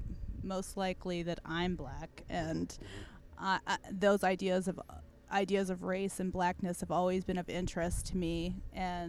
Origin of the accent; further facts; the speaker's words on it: California, United States; now in Brooklyn, United States; I am an artist based in Brooklyn, New York, but I am from California